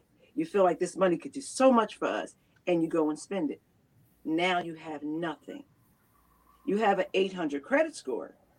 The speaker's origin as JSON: {"language": "English", "town": "Camden", "region": "New Jersey", "country": "United States", "tie": "born or raised there", "said": "I'm from Camden as well, born and raised"}